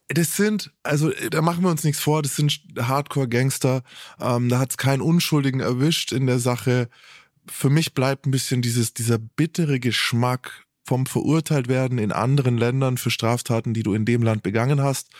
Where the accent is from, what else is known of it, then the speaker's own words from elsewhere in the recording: Germany; als Deutscher